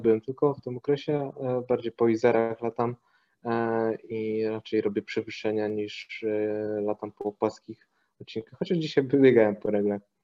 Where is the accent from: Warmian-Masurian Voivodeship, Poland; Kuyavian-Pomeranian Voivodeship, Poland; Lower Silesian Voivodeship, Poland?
Kuyavian-Pomeranian Voivodeship, Poland; Toruń; moved away as an adult; also born or lived in Ostrowiec; now in Poznań, Poland; w sumie to urodziłem się w Ostrowcu, pochodzę z Torunia, a obecnie mieszkam w Poznaniu od dobrych paru lat